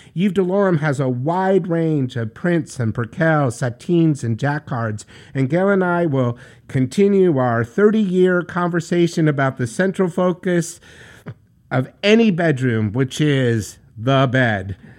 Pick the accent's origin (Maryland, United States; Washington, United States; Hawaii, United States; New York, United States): New York, United States; Being a New Yorker from the city that never sleeps